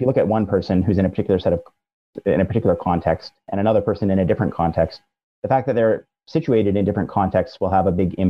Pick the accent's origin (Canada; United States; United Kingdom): Canada; Brampton, Ontario; I grew up in Brampton, which is about 40 minute drive northwest of Toronto. I'm Canadian.